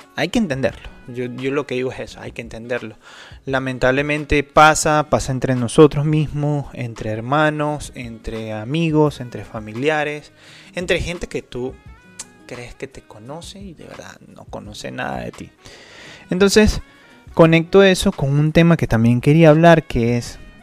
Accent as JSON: {"language": "Spanish", "country": "Venezuela", "moved": "yes", "said": "nosotros los venezolanos"}